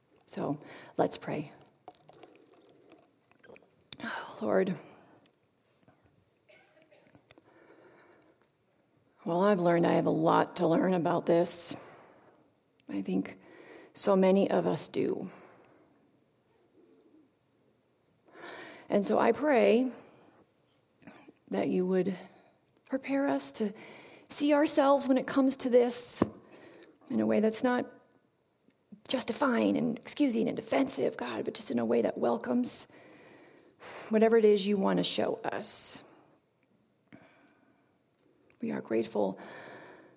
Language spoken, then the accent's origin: English; Massachusetts, United States; My grandparents came from Italy and Germany and Ireland. I say I come from Massachusetts